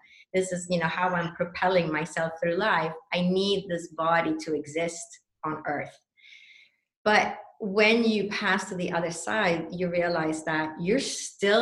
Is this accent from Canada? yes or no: no; Sweden; moved away; I was born and raised in Sweden.